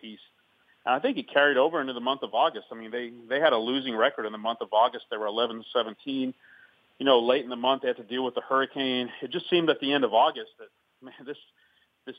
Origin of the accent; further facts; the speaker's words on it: Houston, Texas, United States; I grew up in Houston